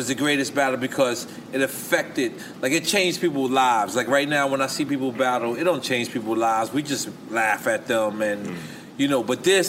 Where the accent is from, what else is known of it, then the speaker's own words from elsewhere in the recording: New York City, New York, United States; I'm just from Queens